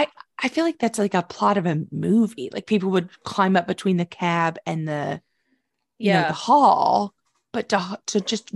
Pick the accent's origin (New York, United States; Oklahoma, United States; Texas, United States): Oklahoma, United States; My home state.